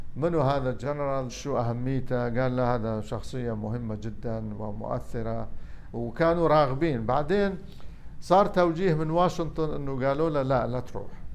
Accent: Iraq; also born or lived in Damascus, Syria; احنا عراقيين

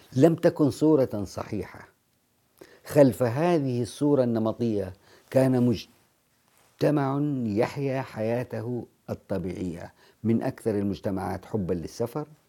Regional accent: Jeddah, Makkah Province, Saudi Arabia; أنا كمواطن سعودي

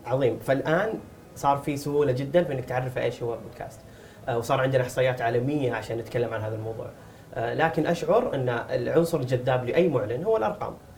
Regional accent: Saudi Arabia; عندنا في السعوديه

